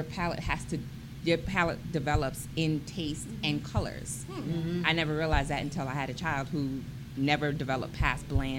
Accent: New York, United States; now in Harford County, United States; I'm from New York, so we don't have farms where I live.

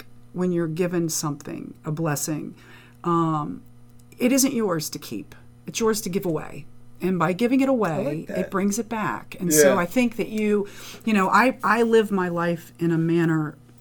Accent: Dundalk, Maryland, United States; also born or lived in Columbia, Maryland / Frederick, Maryland / Harford County, Maryland; I'm a Dundalk girl. I was born in Dundalk, and then I lived in Columbia, Maryland for middle, for elementary, Frederick, Maryland for middle, and back to Dundalk for high school.

